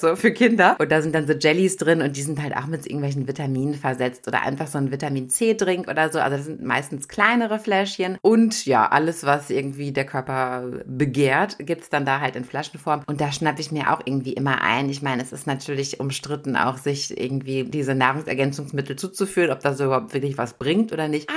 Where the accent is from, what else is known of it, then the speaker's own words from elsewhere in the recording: Germany; als Deutscher